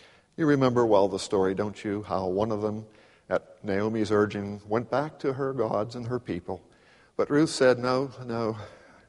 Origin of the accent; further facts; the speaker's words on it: Pittsburgh, Pennsylvania, United States; I grew up in Pittsburgh in a city